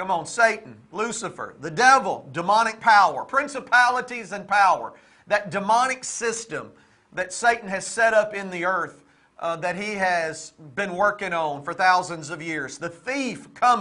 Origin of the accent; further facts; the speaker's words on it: United States; growing up in America, growing up in church